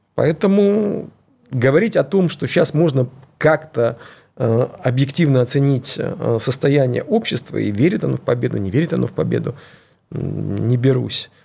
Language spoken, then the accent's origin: Russian; Dnipro, Dnipropetrovsk Oblast, Ukraine; moved away; also born or lived in Kyiv; я сам родился и вырос в Днепропетровске, это областной центр на юго-востоке.